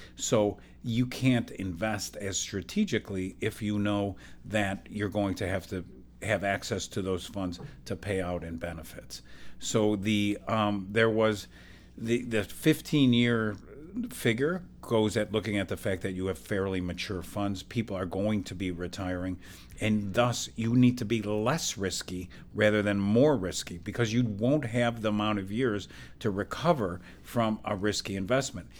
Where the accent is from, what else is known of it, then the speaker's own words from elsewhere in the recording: Illinois, United States; I'm from Illinois